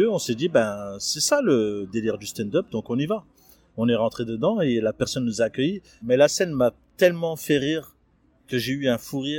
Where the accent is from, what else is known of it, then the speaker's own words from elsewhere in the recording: Toulouse, Occitania, France; moi, je suis de Toulouse.